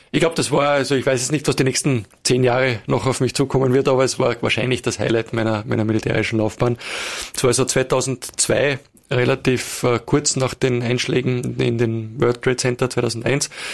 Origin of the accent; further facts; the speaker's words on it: Wiener Neustadt, Lower Austria, Austria; moved away as an adult; also born or lived in Burgenland / Vienna; now in Carinthia, Austria; bin dann aber in Wiener Neustadt aufgewachsen, äh, die meiste Zeit